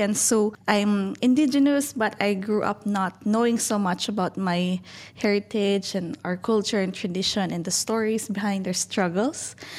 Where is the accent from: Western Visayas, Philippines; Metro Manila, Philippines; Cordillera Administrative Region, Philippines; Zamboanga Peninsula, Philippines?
Cordillera Administrative Region, Philippines; Baguio; I'm from Baguio City